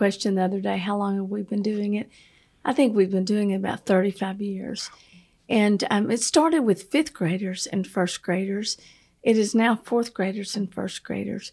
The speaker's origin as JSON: {"language": "English", "town": "Pine Bluff", "region": "Arkansas", "country": "United States", "tie": "born or raised there", "said": "I grew up in Pine Bluff, Arkansas"}